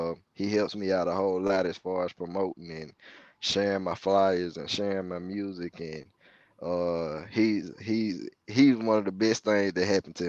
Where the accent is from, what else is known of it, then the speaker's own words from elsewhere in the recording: Mississippi, United States; I said, no, I'm from right here in Mississippi.